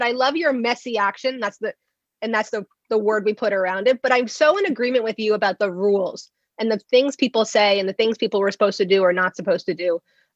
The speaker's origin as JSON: {"language": "English", "region": "New Jersey", "country": "United States", "said": "I'm from Jersey, so I'm a fast talker"}